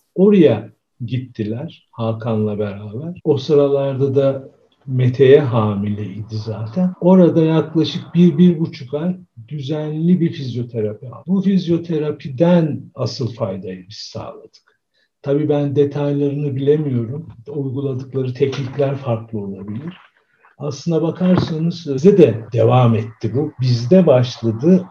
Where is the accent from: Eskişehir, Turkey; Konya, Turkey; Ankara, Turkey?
Konya, Turkey; moved away; also born or lived in Istanbul / Izmir; Ben Konyalıyım.